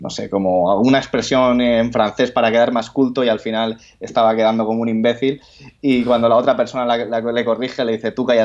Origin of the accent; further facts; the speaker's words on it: Andalusia, Spain; A mí no me llames gallego porque yo soy andaluz